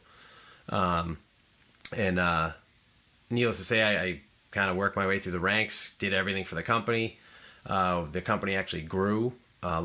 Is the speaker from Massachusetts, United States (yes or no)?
yes; Plymouth, Massachusetts, United States; I'm actually from Plymouth originally.